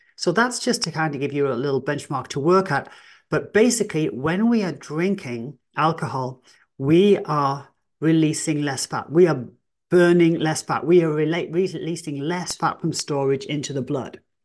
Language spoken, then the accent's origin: English; England, United Kingdom; I am English